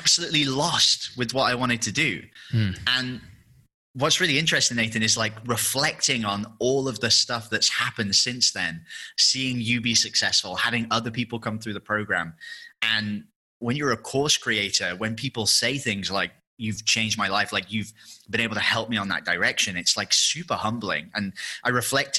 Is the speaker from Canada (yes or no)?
no; England, United Kingdom; moved away as an adult; obviously I'm English